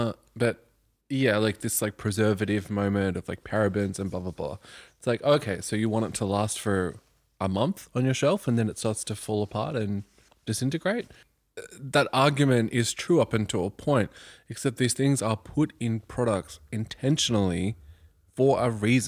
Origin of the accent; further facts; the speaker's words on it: Mornington, Victoria, Australia; I was born in Mornington.